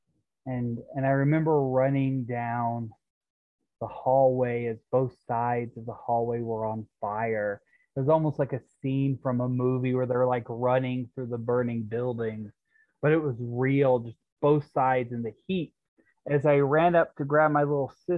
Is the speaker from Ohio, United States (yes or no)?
no; Guntown, Mississippi, United States; I grew up in a small town called Guntown, Mississippi